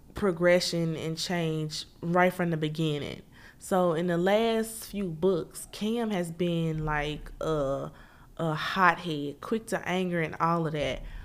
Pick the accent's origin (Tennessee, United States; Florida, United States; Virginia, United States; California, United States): Tennessee, United States; Memphis; moved away; I'm originally born and raised Memphis, Tennessee